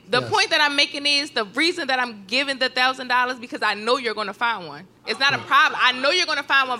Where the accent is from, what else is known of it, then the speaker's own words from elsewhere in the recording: Baltimore, Maryland, United States; I'm from Baltimore.